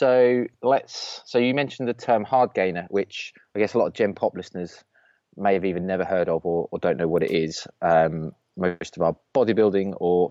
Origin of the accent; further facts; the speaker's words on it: Norwich, East of England, United Kingdom; we're from Norwich.